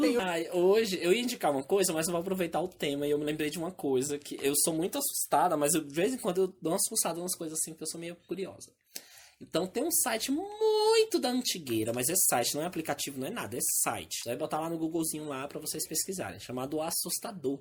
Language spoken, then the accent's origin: Portuguese; Northeast Region, Brazil; moved away